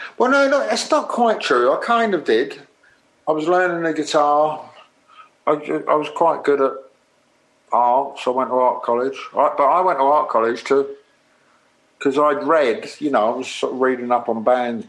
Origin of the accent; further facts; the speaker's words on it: Liverpool, North West England, United Kingdom; Maybe not a real thing, because I was from Liverpool, but yeah, there was this kind of little connection going.